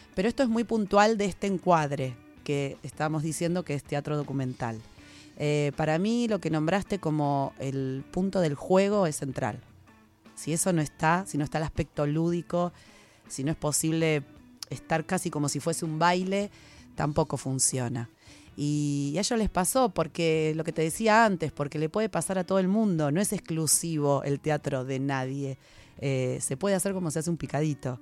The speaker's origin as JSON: {"language": "Spanish", "region": "Buenos Aires", "country": "Argentina", "said": "unos cursos gratuitos en el barrio, en Flores, yo soy de Flores"}